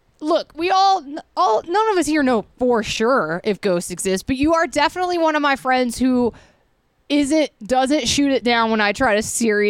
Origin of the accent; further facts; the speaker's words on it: Atlanta, Georgia, United States; where we grew up in Atlanta, like, it's Civil War Central.